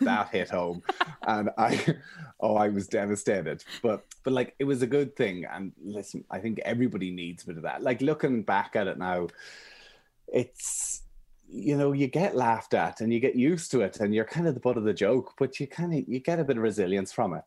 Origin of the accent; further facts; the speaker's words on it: Emyvale, Ulster, Ireland; also born or lived in Armagh; I'm from Monaghan, I'm from a little village called Emmyvale, but actually our house is in the complete middle of nowhere.